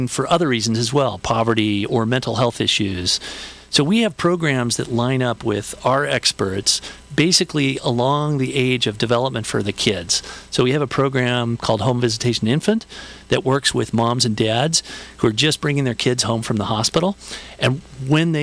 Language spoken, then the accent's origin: English; Southern California, United States; also born or lived in Chicago; I grew up in Southern California